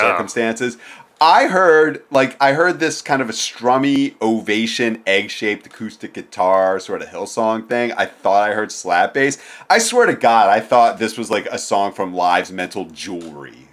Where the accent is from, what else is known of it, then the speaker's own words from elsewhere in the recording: East Coast, United States; growing up in Jewish youth group on the East Coast